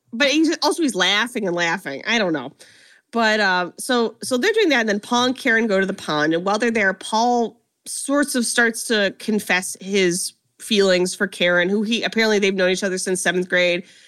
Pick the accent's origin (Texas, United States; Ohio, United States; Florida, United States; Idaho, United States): Ohio, United States; I'm from Ohio